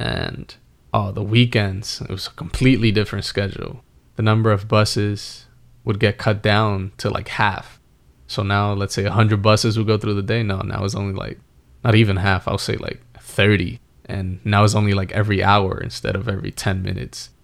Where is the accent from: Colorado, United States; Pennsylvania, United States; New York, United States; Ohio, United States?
New York, United States; New York City; moved away; also born or lived in New Jersey; I grew up in the Bronx around the same area as you